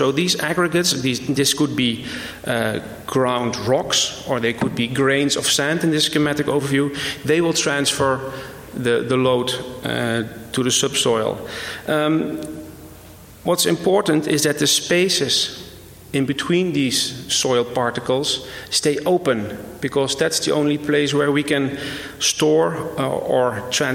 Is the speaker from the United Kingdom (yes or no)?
no; Netherlands; I came here from the Netherlands